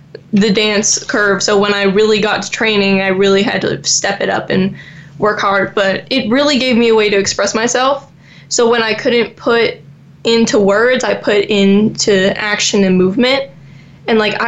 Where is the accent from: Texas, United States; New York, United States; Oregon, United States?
Texas, United States; Dallas; also born or lived in Naples, Florida; we moved to Dallas when I just turned six. We moved from Naples, Florida